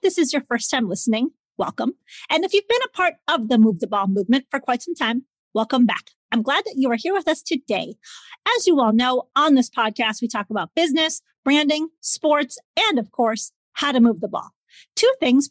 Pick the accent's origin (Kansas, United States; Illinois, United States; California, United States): Illinois, United States; Chicago; I'm from Chicago